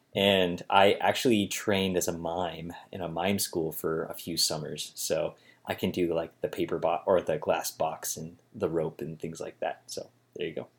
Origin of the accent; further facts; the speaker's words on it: Holmes County, Ohio, United States; moved away as an adult; also born or lived in Cincinnati; I moved back to my parents' house here in, uh, Holmes County, Ohio